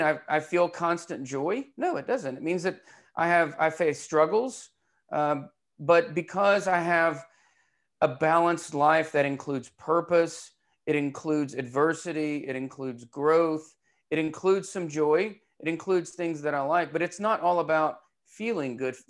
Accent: Knoxville, Tennessee, United States; I'm from Knoxville

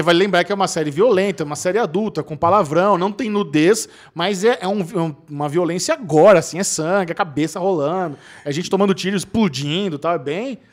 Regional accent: São Paulo, Brazil; eu sou paulistano

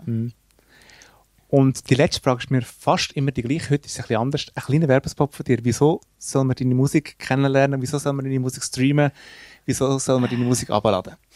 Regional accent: Switzerland; wir kommen aus der Schweiz

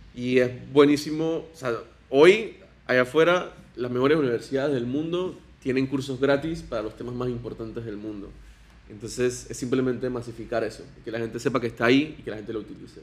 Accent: Panama; soy panameño, tengo 29 años

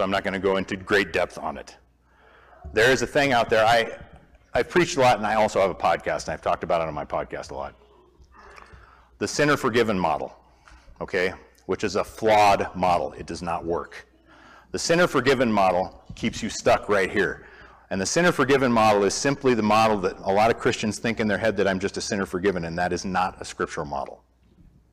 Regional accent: Montana, United States; also born or lived in Moscow, Idaho; we're from Montana, a lot of you guys know that, spent 35 plus years myself in Montana

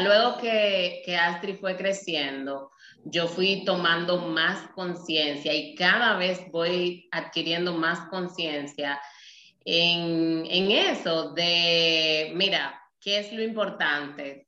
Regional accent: Nagua, María Trinidad Sánchez, Dominican Republic; soy dominicana, vengo de un pueblo costero llamado Nagua

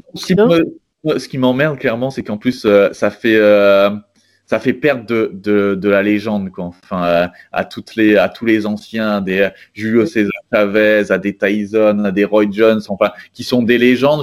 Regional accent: Arras, Hauts-de-France, France; je suis originaire, euh, du, nord de la France, quoi, d'Arras

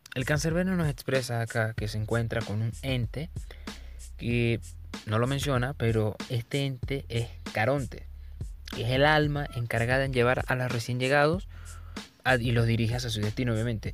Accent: Bolívar, Venezuela; soy de Venezuela, este, especialmente del estado Bolívar

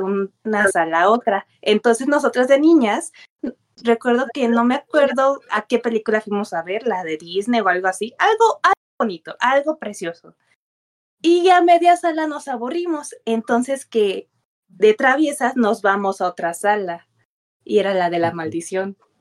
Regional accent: Acapulco, Guerrero, Mexico; now in Puebla, Mexico; soy de Acapulco. Mm, sí, soy de Acapulco.

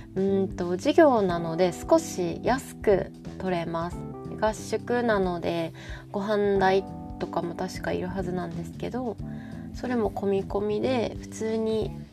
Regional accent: Kansai, Japan; accent: Kansai dialect; 私もともと関西人

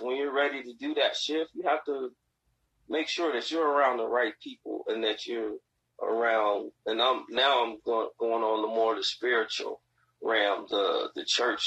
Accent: Gary, Indiana, United States; I grew up in Gary

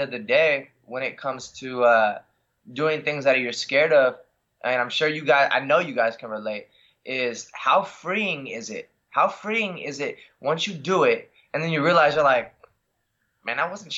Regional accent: Los Angeles, California, United States; also born or lived in Oregon; I grew up in San Pedro. It's right next to Long Beach

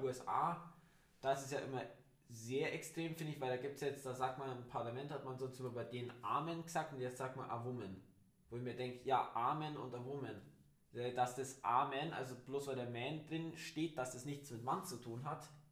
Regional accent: Germany; bei uns in Deutschland

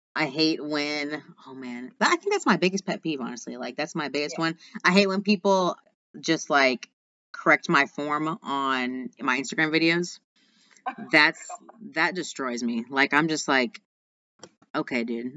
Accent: Austin, Texas, United States; he actually lives in my hometown. He lives in Austin, Texas, which is where I'm

